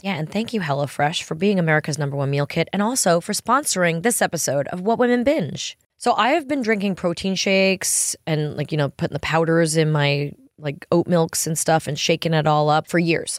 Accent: Long Island and Manhattan, New York, United States; moved away as an adult; also born or lived in Los Angeles; now in Nashville, United States; I grew up in New York on Long Island and Manhattan, and then moved to L A when I was twenty

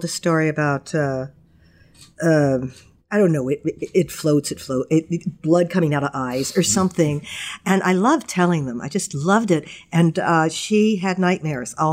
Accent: Long Island, New York, United States; now in Kittery, United States; I grew up on Long Island in New York, climbing trees and racing bikes around

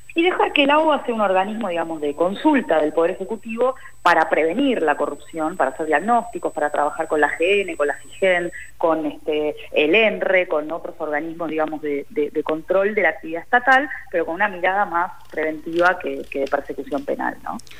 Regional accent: Argentina

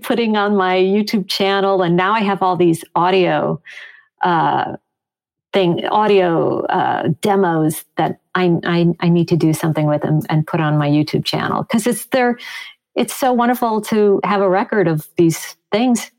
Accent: Chicago, Illinois, United States; also born or lived in Long Island, New York / Riverdale, New York; growing up in Chicago

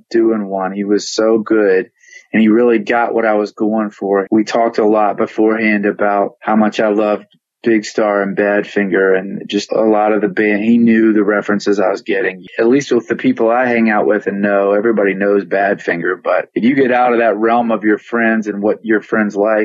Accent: Richmond, Virginia, United States; moved away as an adult; also born or lived in Memphis, Tennessee; now in California, United States; I moved from Richmond, Virginia, where I'm from, to Memphis in 2001.

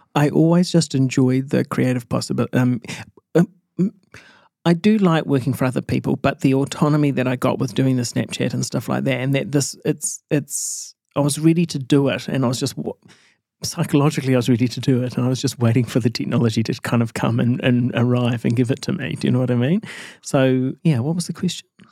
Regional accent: Matamata, Waikato, New Zealand; moved away as an adult; also born or lived in Auckland; I grew up in Mata Mata

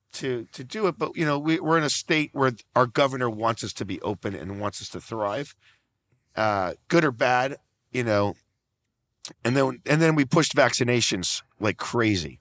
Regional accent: Naples, Florida, United States; I'm from Naples, Florida, very small retirement community on the other side of Naples, I mean, on the other side of Florida

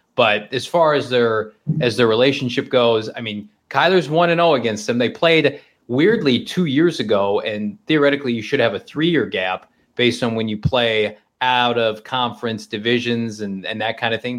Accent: Midwest, United States; now in Arizona, United States; I grew up in the Midwest, as you did, I, and it was pop where I came from.

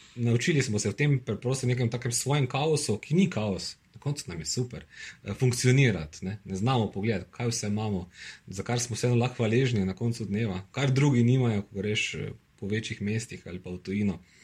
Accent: Maribor, Drava, Slovenia; sem rojen Mariborčan

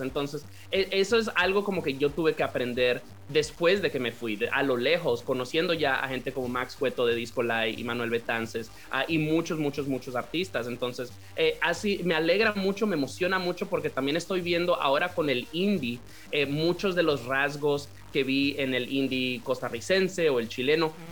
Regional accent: Santiago de los Caballeros, Santiago, Dominican Republic; yo me crié en República Dominicana, me crié en Santiago, ah, que como la segunda ciudad del país

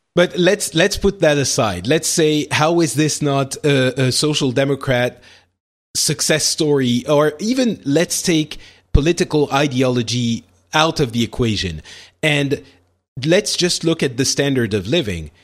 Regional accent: France; in France, we we don't have that, or at least I didn't when I was growing up

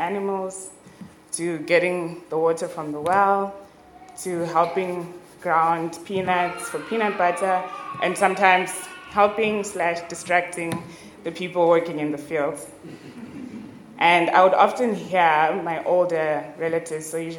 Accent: Zimbabwe; I am from Zimbabwe

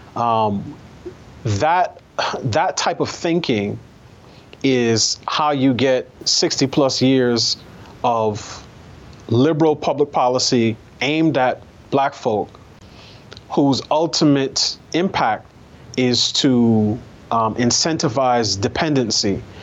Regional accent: New York, United States; I grew up in New York.

